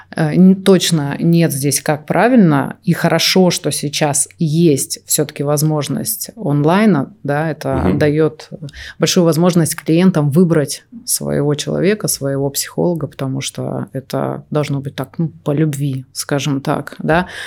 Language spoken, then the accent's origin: Russian; Omsk, Omsk Oblast, Russia; Я из Сибири, из Омска.